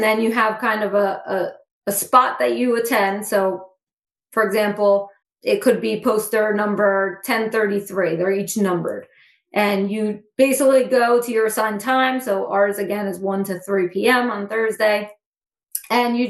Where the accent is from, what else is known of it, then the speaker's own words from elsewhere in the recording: Central New Jersey, United States; I'm actually from Central New Jersey, which is where Rutgers is.